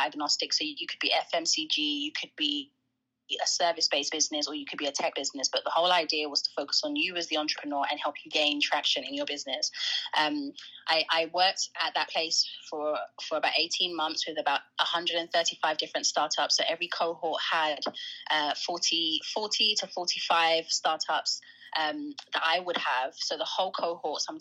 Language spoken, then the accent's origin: English; London, United Kingdom; I grew up in London. I grew up specifically in North London, in an area called Tottenham